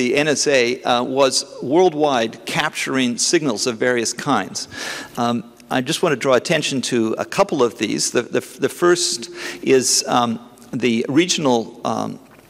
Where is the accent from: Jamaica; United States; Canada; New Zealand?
Canada; I'm a Canadian